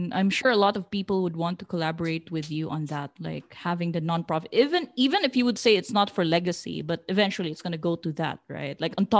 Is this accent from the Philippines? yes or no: yes; Iligan, Northern Mindanao, Philippines; My hometown. That's my hometown. I am from Iligan now. Yeah, Iligan.